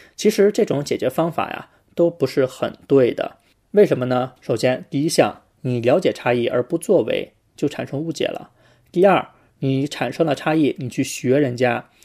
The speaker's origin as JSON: {"language": "Chinese", "region": "Beijing", "country": "China", "moved": "yes", "lives_now": "Australia", "said": "我是北京人"}